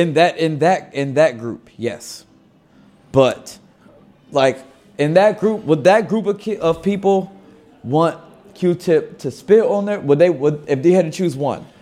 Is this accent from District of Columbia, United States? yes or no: yes; Washington, District of Columbia, United States; accent: DC; people ask me, "Oh, so you're from here?"